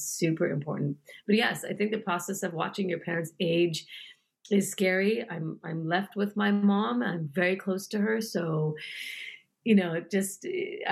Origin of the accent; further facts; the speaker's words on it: United States; also born or lived in New York; I was born in the United States, but I wanted him to know that I'm very proud to be an Indian woman living in the United States